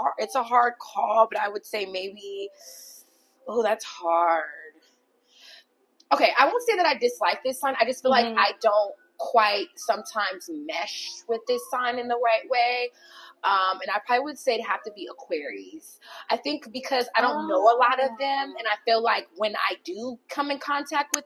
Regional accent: Long Beach, California, United States; also born or lived in Downey, California; originally, I am from Long Beach, California. Mm-hmm. And I stayed there until about my 7th grade year, around that time. And then I moved to Downey

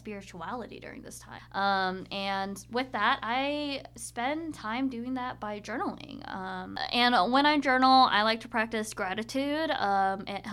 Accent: Boise, Idaho, United States; moved away as an adult; Going back to Boise, so I have this tiny little, we're loving the coffee shops here. I have this tiny little coffee shop, boba shop actually, called Urban Fox

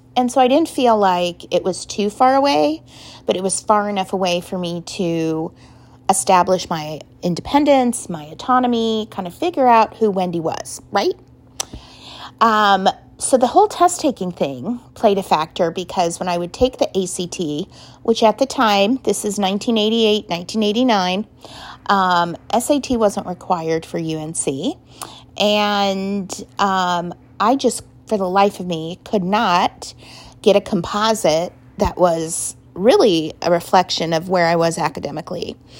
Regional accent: Denver, Colorado, United States; now in Cincinnati, United States; I was born and raised in Denver, Colorado, and I still consider Colorado my home state and always will, even though I'm in Cincinnati now

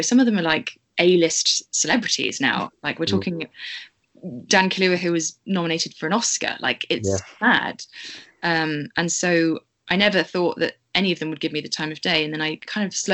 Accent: Bristol, South West England, United Kingdom

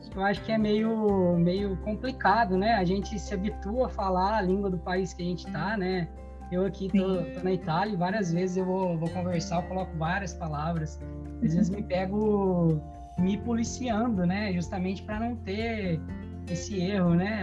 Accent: Brazil; now in Portugal; a gente como bons brasileiros que somos

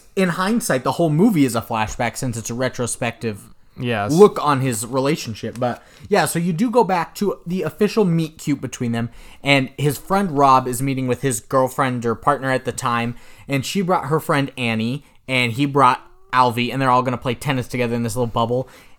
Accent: Texas, United States; I was like, I'm not from here. I'm from Texas or something. I haven't driven in much snow.

